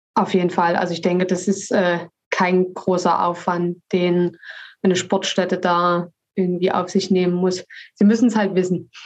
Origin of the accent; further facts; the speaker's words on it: Dresden, Saxony, Germany; accent: Saxon; also born or lived in Leipzig; ich komme ursprünglich aus Dresden